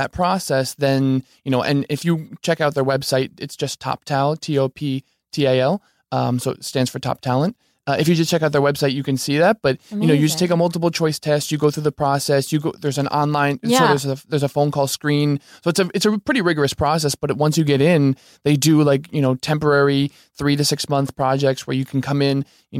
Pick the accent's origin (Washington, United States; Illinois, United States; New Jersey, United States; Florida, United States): New Jersey, United States; also born or lived in Manhattan; New Jersey.